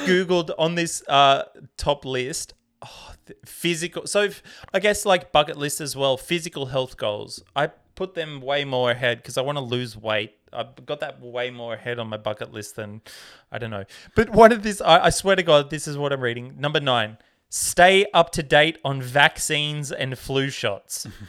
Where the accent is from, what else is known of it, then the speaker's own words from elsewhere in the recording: Tamworth, New South Wales, Australia; growing up in Tamworth in Australia